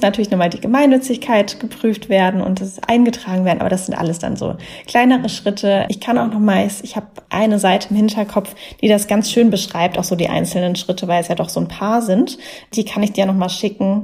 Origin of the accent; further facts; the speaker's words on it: Mannheim, Baden-Württemberg, Germany; Mannheim. Das ist ja meine Heimatstadt